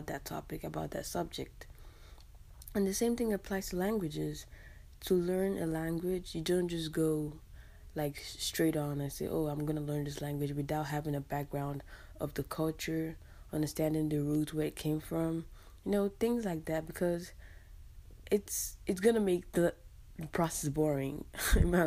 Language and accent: English; Calabar, Cross River, Nigeria; first language English; now in United States; I'm from Cross River, Calabar, Nigeria